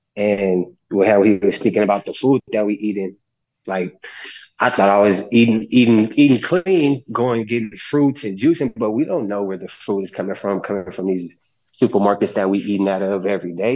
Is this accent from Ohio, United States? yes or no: no; California, United States; growing up in California where I was raised around